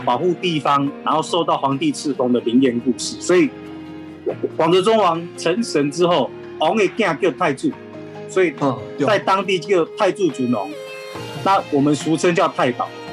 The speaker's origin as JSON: {"language": "Chinese", "region": "Yunlin County", "country": "Taiwan", "said": "我是云林人，我是东南人"}